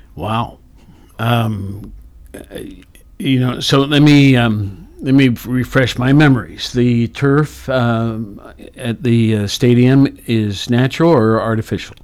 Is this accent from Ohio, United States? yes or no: yes; Worthington, Ohio, United States; also born or lived in Athens, Ohio; I grew up in Worthington